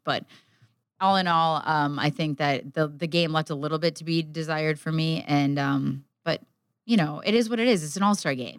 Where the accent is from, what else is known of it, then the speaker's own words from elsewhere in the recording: Midwest, United States; growing up in the Midwest